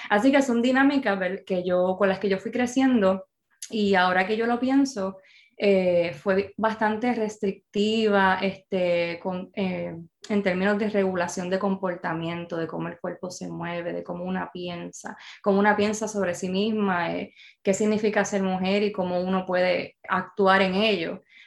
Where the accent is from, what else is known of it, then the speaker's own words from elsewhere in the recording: Bayamón, Puerto Rico; soy bayamonesa